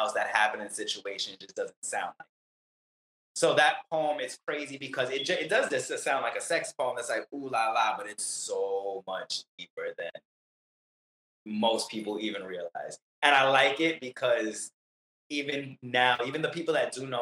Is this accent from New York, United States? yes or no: yes; New York City, New York, United States; now in Florida, United States; Brooklyn's my home